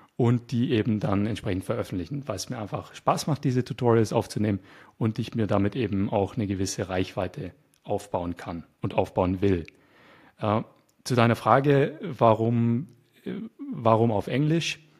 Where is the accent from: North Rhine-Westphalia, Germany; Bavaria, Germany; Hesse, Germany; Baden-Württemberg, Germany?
Baden-Württemberg, Germany; Nürtingen; moved away as an adult; now in Bulgaria; ich komme aus Deutschland, ich bin Deutscher, äh, ich bin Schwabe, aus der Nähe von Stuttgart komme ich.